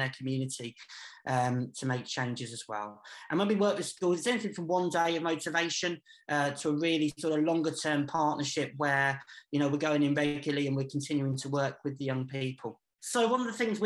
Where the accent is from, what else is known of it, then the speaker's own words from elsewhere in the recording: Peterborough, East of England, United Kingdom; I've grown up here. I grew up in Eastfield and then Dogsthorpe